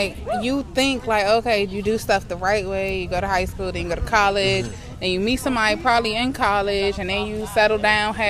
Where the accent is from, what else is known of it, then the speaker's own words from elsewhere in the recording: United States; also born or lived in Northern Virginia / Oxon Hill, Maryland / Stafford, Virginia; now in District Heights, Maryland, United States; I'm from the DMV area